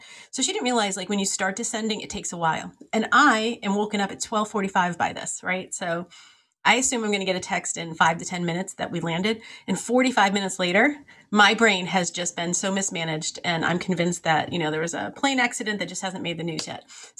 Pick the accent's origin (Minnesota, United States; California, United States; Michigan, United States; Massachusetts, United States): Massachusetts, United States; Lowell; I grew up in Lowell, where it's a little town or city in Massachusetts.